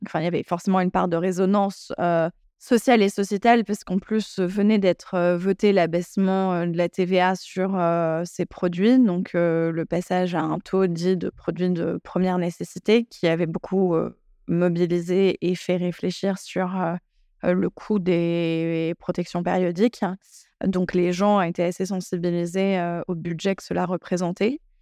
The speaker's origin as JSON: {"language": "French", "town": "Paris", "region": "Île-de-France", "country": "France", "tie": "born or raised there", "said": "J'ai grandi à Paris dans une famille très cosmopolite et multiculturelle j'ai fréquenté des écoles bilingues plus jeunes"}